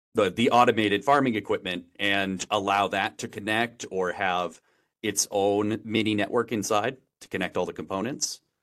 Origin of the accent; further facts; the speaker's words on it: Wisconsin, United States; moved away as an adult; now in San Francisco, United States; I grew up in Wisconsin my whole life